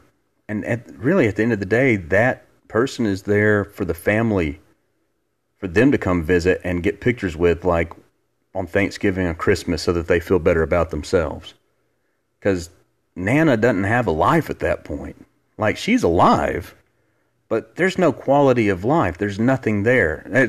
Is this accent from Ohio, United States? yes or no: no; Alabama, United States; I'm not ashamed to say I'm from Alabama. I hate that when I tell people not from here, I'm from Alabama, I get that look.